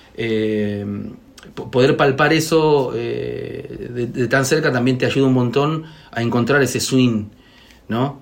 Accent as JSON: {"language": "Spanish", "region": "Buenos Aires", "country": "Argentina", "tie": "born or raised there", "said": "yo soy nacido y criado acá en Buenos Aires"}